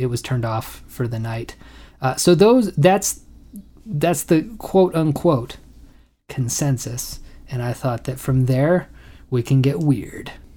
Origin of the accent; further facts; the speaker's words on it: United States; I'm an American